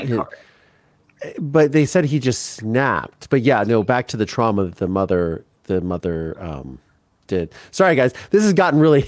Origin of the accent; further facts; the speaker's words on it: Midwest, United States; I come from the Midwest